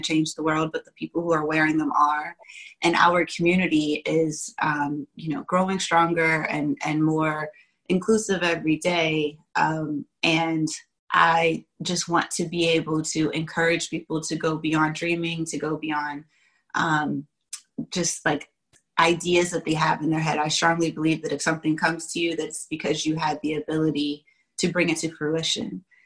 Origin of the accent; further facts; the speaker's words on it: Washington, District of Columbia, United States; also born or lived in Virginia / Pittsburgh; I was born in in Virginia, raised in Washington D.C. as well as Pittsburgh